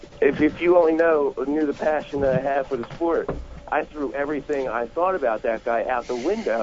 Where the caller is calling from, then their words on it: Mount Ephraim, New Jersey, United States; …, and I'm calling from Mount Ephraim.